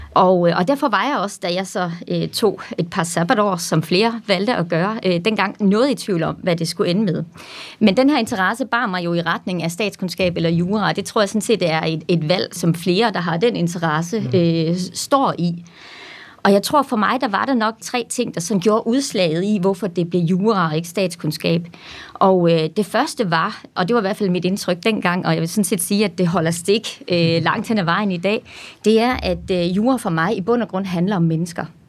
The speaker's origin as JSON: {"language": "Danish", "town": "Randers", "region": "Central Denmark Region", "country": "Denmark", "tie": "born or raised there", "also_born_or_lived": "Aarhus", "said": "så er jeg jo født og opvokset i Randers"}